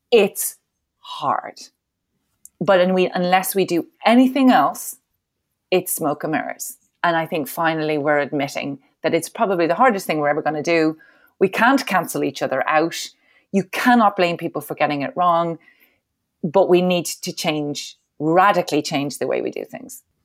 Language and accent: English; Ireland; I'm Irish